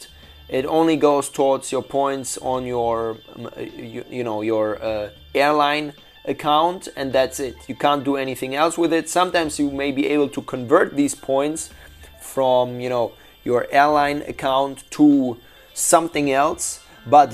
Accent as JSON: {"language": "English", "region": "Shanghai", "country": "China", "tie": "born or raised there", "said": "my hometown, Shanghai"}